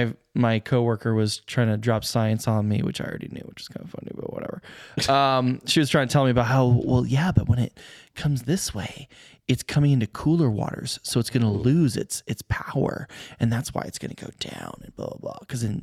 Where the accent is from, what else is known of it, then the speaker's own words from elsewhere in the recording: Arizona, United States; I mean, I grew up in Arizona where they have flash floods.